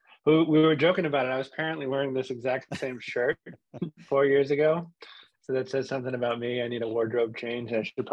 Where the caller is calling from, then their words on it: South Florida, United States; I'm calling in from South Florida now.